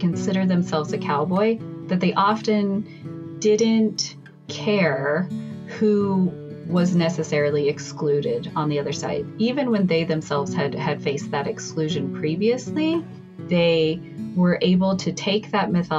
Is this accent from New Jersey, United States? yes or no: no; Emmett, Idaho, United States; moved away as an adult; also born or lived in Cambridge, Massachusetts; I'm from Emmett, Idaho, outside Boise